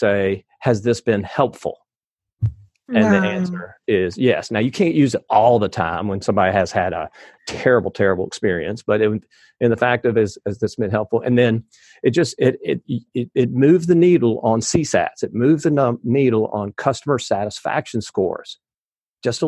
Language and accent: English; the South, United States; I'm from the South